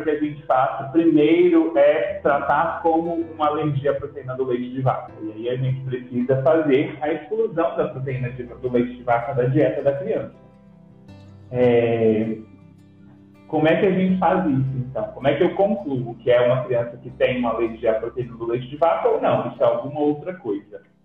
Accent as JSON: {"language": "Portuguese", "town": "Lagamar", "region": "Minas Gerais", "country": "Brazil", "also_born_or_lived": "Passos", "moved": "as an adult", "lives_now": "Brasília, Brazil", "said": "Sou mineiro de Lagamar, uma cidadezinha próxima a Patos de Minas"}